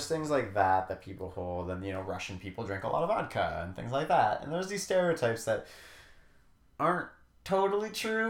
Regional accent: Canada; I'm Canadian

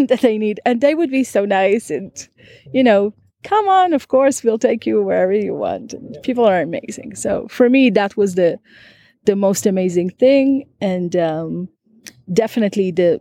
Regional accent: Israel; I'm from Israel

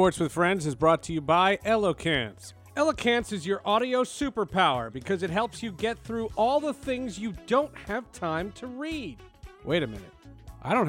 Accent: New Jersey, United States; moved away; also born or lived in Syracuse / Denver / Seattle; I'm from Jersey.

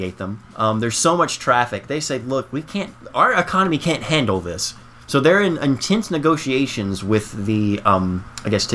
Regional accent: Tennessee, United States; we grew up in Tennessee, country capital of the world

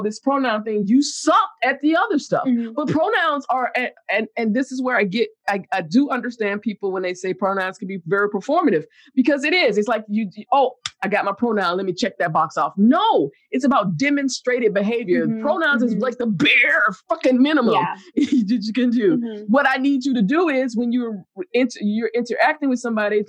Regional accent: the South, United States; I'm from the South

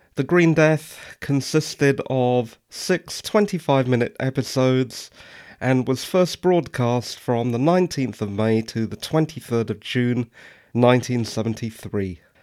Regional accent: England, United Kingdom; I'm English

